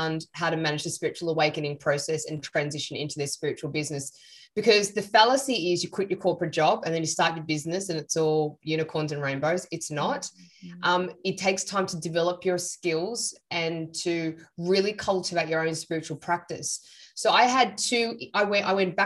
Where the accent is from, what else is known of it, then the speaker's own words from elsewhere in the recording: Sydney, New South Wales, Australia; I'm Sri Lankan. I was born in Sydney